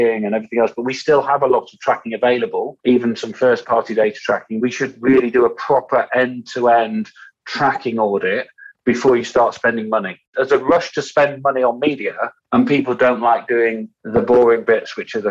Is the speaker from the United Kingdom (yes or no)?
yes; United Kingdom; also born or lived in Yorkshire; us Brits